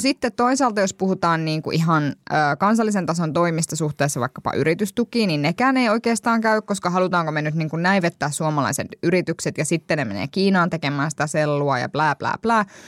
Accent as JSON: {"language": "Finnish", "town": "Kuopio", "region": "North Savo", "country": "Finland", "tie": "born or raised there", "said": "olen Kuopiosta kotoisin"}